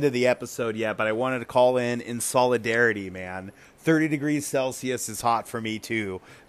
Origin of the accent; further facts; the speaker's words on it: Southern California, United States; moved away as an adult; especially where I grew up in Southern California